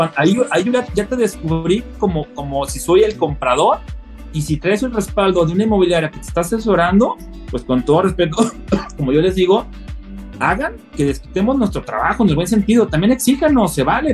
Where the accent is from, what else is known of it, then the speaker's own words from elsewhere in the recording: northern Mexico, Mexico; now in Guadalajara, Mexico; como buen norteño nacional